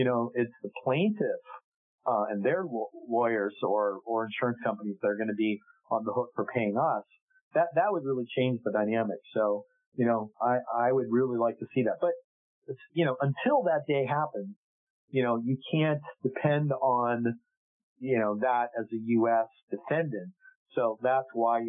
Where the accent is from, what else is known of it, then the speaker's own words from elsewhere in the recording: United States; we're American